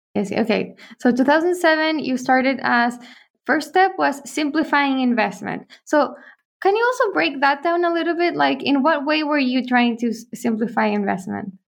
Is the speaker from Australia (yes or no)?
no; Chile; we're from Chile, we were there in Chile